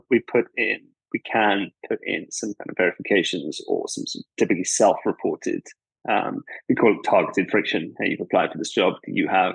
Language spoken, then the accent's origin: English; KwaZulu-Natal, South Africa; moved away as an adult; also born or lived in Stellenbosch, South Africa; now in London, United Kingdom; I'm from South Africa, born there in KwaZulu-Natal, which is a province in the northeast of the country. Grew up on a dairy farm